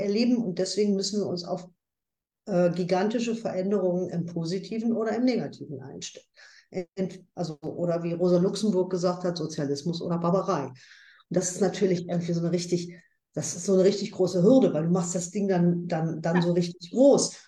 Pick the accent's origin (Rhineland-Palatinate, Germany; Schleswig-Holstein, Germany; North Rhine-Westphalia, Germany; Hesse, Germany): North Rhine-Westphalia, Germany; Ruhr area; bei uns im Ruhrgebiet